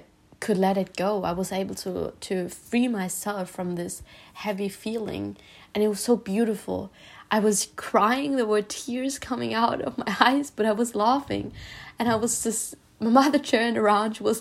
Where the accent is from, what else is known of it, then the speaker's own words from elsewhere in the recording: Germany; also born or lived in Spain; I was born in Spain and I lived in Spain, and when I was young, 8 years old, we moved back to Germany